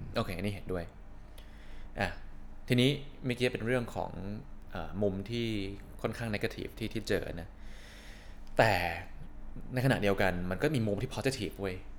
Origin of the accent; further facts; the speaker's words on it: Thailand; moved away; also born or lived in Canada; ผมกลับมาอยู่ไทย